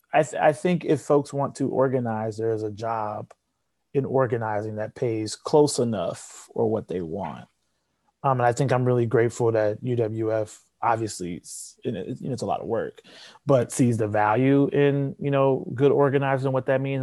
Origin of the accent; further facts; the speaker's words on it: Chicago, Illinois, United States; also born or lived in Grinnell, Iowa; I'm from South Shore, from the south side of Chicago. I went to Kenwood Academy